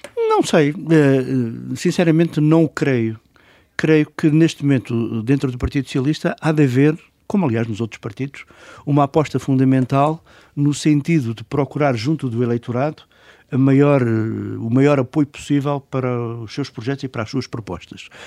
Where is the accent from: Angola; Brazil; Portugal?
Portugal; como português